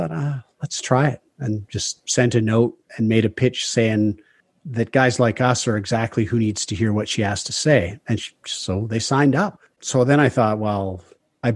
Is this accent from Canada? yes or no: yes; southern BC interior, British Columbia, Canada; We all grew up in southern BC, in the interior, small town